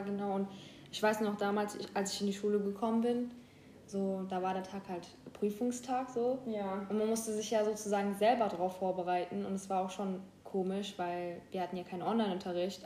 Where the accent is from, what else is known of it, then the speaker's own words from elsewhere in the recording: Mannheim, Baden-Württemberg, Germany; wir kommen beide aus Mannheim.